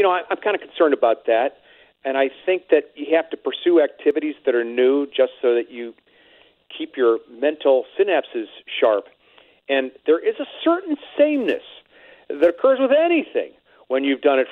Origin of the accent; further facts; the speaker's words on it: Cleveland, Ohio, United States; now in St. Louis, United States; growing up in Cleveland